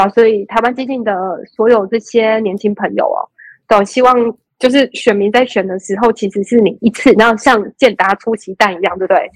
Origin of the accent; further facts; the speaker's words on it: Taiwan; also born or lived in United Kingdom; 你看，我们台湾人觉得